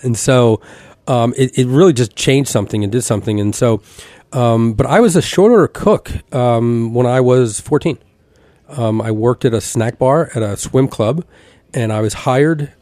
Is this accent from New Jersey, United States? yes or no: yes; Elizabeth, New Jersey, United States; I grew up in Elizabeth, New Jersey